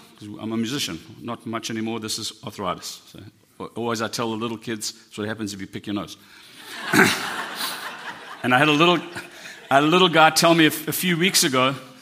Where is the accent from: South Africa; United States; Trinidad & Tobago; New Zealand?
South Africa; I'm South African.